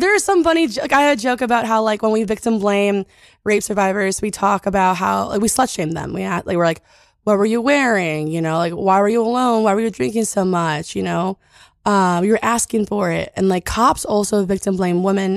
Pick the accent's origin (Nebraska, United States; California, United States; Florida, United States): California, United States; I'm from California.